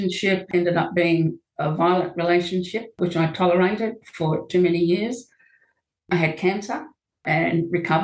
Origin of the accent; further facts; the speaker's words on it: Australia; moved away as an adult; now in New Zealand; I am Australian and my partner was from New Zealand